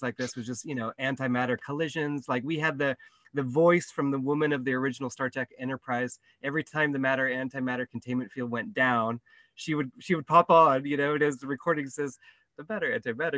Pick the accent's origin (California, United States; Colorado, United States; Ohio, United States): California, United States; Santa Cruz; moved away as an adult; now in Kenya; I'm from California, Santa Cruz, and I grew up very sort of, you know, activist prone